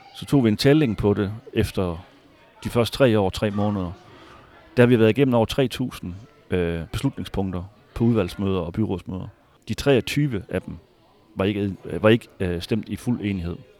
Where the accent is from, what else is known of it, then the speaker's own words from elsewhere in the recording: Hvide Sande, Central Denmark Region, Denmark; also born or lived in Harboøre; now in Fredericia, Denmark; helt oprindeligt så er jeg fra Harboøre, ja, og har vokset op i Hvide Sande, en lille by øh, lidt syd for Harboøre